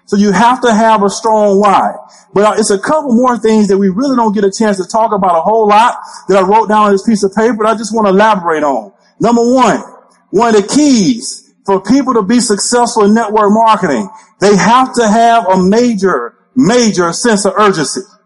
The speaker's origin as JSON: {"language": "English", "region": "Alabama", "country": "United States", "said": "I'm originally from the state of Alabama."}